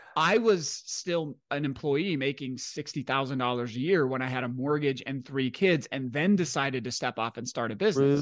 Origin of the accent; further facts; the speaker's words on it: Washington, United States; I grew up in Washington State in the nineties